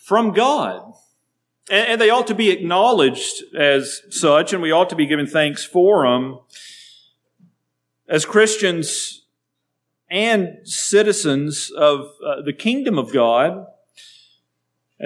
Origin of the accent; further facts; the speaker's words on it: United States; as American citizens